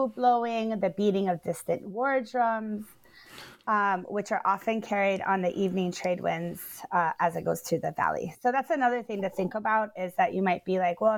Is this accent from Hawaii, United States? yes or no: yes; Hawaii, United States; Growing up in Hawaii